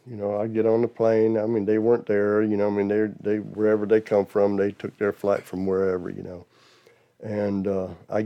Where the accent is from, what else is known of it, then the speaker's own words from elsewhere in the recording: Georgia, United States; also born or lived in Dachau, Germany / Brunswick, Georgia / Jonesboro, Georgia; I'm from Georgia